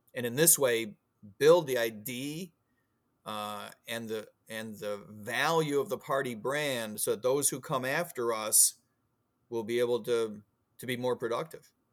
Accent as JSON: {"language": "English", "region": "Illinois", "country": "United States", "tie": "born or raised there", "also_born_or_lived": "Florida", "moved": "yes", "lives_now": "Virginia, United States", "said": "I grew up in Il, Illinois"}